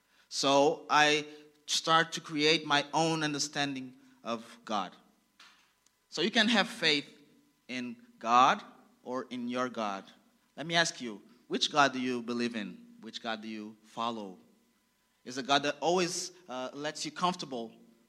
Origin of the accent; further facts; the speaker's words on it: Angola; I was born in Angola